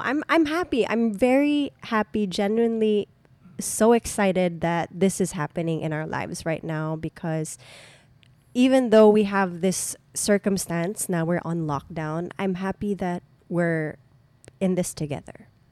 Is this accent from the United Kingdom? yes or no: no; Subic, Central Luzon, Philippines; my hometown